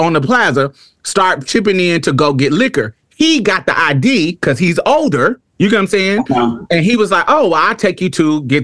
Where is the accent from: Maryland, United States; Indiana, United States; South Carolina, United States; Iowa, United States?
Indiana, United States; Indianapolis